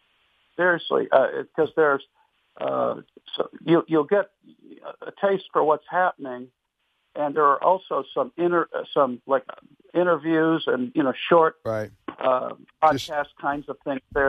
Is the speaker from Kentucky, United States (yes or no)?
yes; Wilmore, Kentucky, United States; I am from Wilmore. Yes, I certainly am.